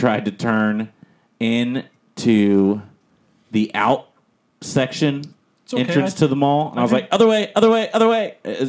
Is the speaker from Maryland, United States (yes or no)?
no; Florida, United States; I was born here. Flagler.